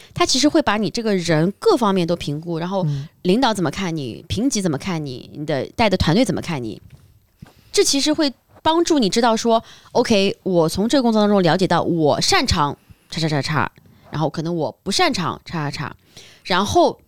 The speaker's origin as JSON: {"language": "Chinese", "region": "Shanghai", "country": "China", "tie": "born or raised there", "said": "像我是在上海长大的"}